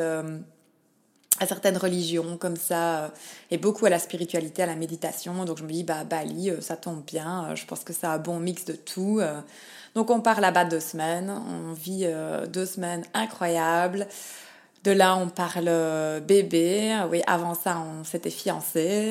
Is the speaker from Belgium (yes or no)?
yes; Liège, Wallonia, Belgium; now in Melbourne, Australia; je suis belge de Liège et je vis en Australie, à Melbourne